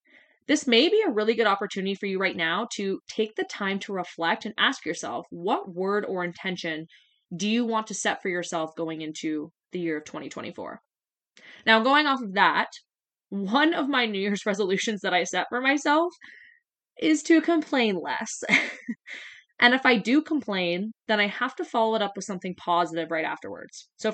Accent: Ontario, Canada; And I'm from Southwestern Ontario, and right now it feels like minus 20 outside

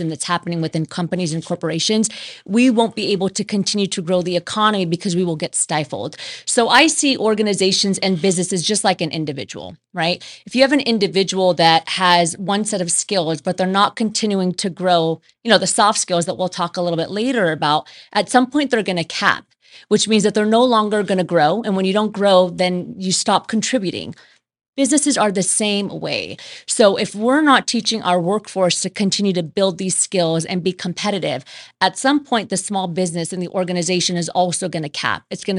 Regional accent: Southern California, United States; moved away as an adult; also born or lived in Pennsylvania; now in Las Vegas, United States; I spent most of my life on the West Coast here in California. So when I was five, I moved to California, and I've been there in Southern California till about a year ago. That's when I moved to Vegas.

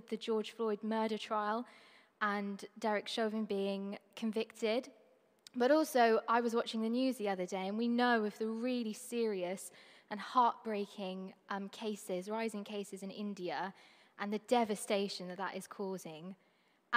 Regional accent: Trinidad & Tobago; I'm from Trinidad and Tobago, which is a really small Caribbean island. It's the most southern of them all. That's where I call home.

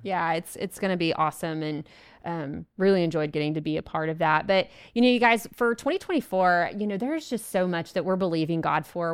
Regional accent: Abilene, Texas, United States; Abilene, Texas, which is my hometown

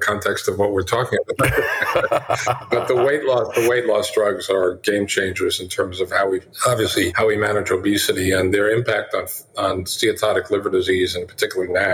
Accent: United States

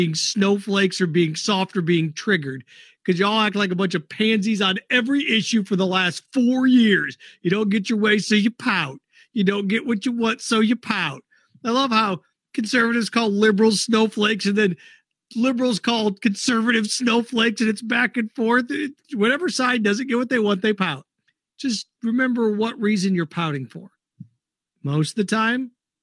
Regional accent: Indianapolis, Indiana, United States; I grew up in Indy

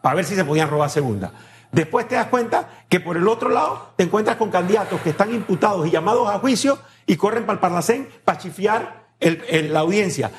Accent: Panama; como un panameño más

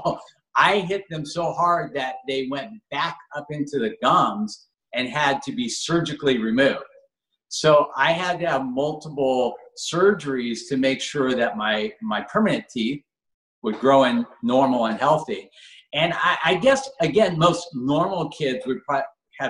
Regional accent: Los Angeles, California, United States; I grew up in Granada Hills, California.

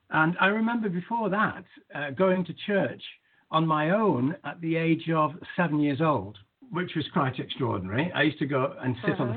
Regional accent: Manchester, North West England, United Kingdom; where I grew up in Manchester

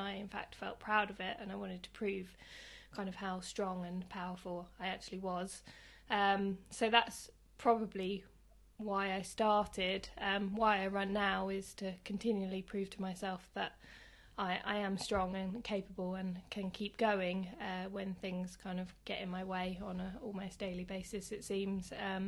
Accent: Sevenoaks, South East England, United Kingdom; born there; also born or lived in Hove / United States; I was born in Kent, in a place called Sevenoaks, and then I lived in Hove for a while, lived in America for about 6 years, and then ended up back in Worthing.

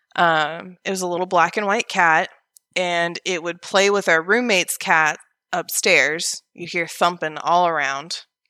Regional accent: Oregon, United States; moved away as an adult; also born or lived in Vancouver, Washington; now in Alabama, United States; from Oregon, which is where I was originally born and raised

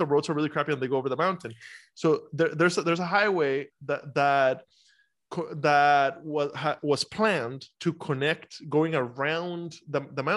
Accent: Costa Rica; now in United States; I'm from Costa Rica originally.

